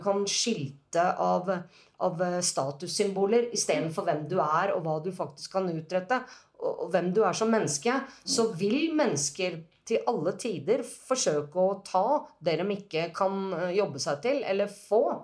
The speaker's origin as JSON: {"language": "Norwegian", "country": "Norway", "said": "jeg er jo norsk"}